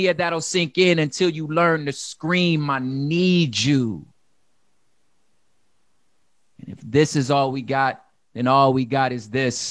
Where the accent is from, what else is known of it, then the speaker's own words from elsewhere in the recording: Los Angeles, California, United States; I'm from South Central Los Angeles, which means I'm very familiar with gun violence.